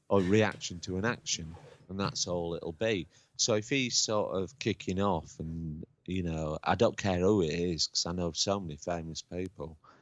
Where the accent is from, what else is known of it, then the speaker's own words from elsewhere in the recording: Lincoln, East Midlands, United Kingdom; moved away; also born or lived in Huddersfield; I was brought up in I was born in Lincoln